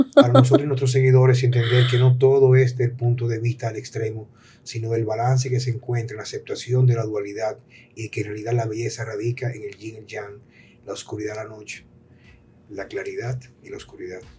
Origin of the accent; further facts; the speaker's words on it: Dominican Republic; also born or lived in Jarabacoa; a mí como dominicano